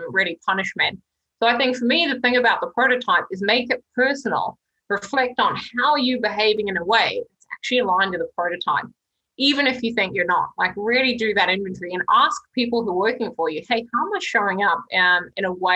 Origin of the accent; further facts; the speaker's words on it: New Zealand; I'm a New Zealander.